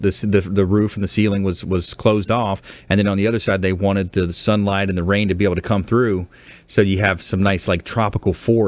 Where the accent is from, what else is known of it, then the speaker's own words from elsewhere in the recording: LaBelle, Florida, United States; I'm from the Hendry County